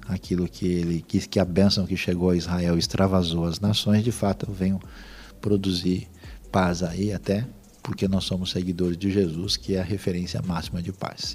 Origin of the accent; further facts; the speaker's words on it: Brazil; nós somos do Brasil